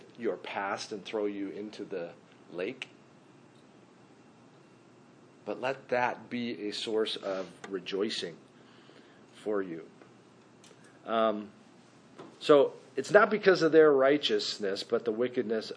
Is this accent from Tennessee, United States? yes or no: no; Minnesota, United States; I grew up in Minnesota